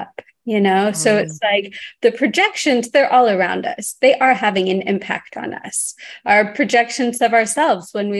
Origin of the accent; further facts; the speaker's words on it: Texas, United States; growing up in Texas